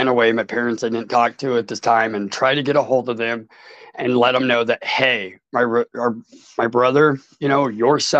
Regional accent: Portland, Oregon, United States; I'm from Portland, Oregon. Yeah. And I grew up in Portland, Southeast Portland, Oregon

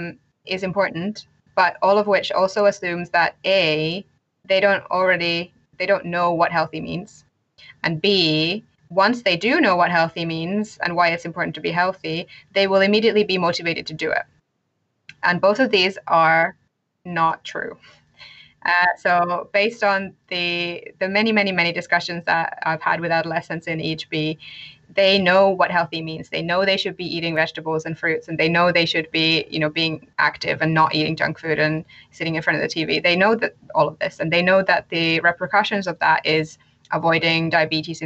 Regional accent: Finland; now in United Kingdom; I am originally from Finland, but currently live in the UK.

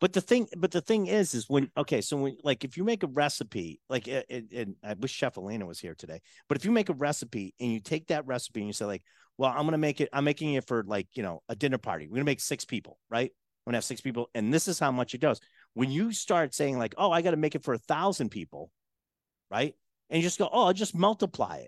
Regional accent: Boston, Massachusetts, United States; moved away; I was from Boston

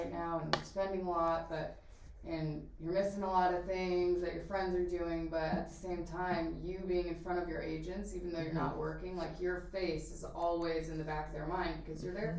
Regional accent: Peoria, Illinois, United States; I grew up in Peoria, Illinois, which is 2.5 hours south of Chicago

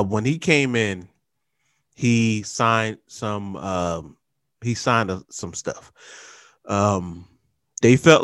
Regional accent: Trenton, New Jersey, United States; I'm from Trent

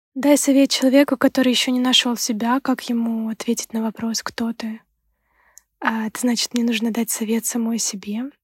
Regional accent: Ukraine; moved away as an adult; now in Sweden; Сама я из Украины

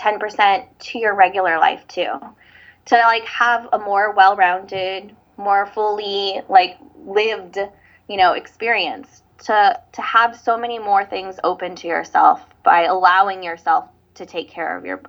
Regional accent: Hawaii, United States; … is Hawaiian for …. I'm Hawaiian. Actually, our wedding is going to be in Oahu in February.

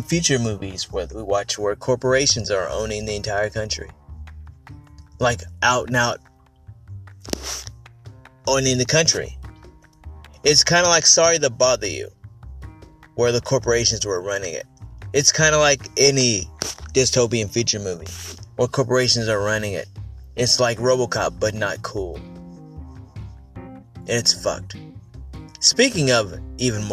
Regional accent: United States; being an American

